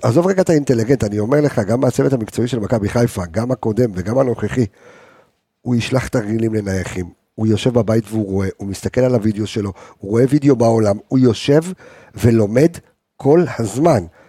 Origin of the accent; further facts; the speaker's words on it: Jerusalem, Jerusalem District, Israel; אצלנו בירושלים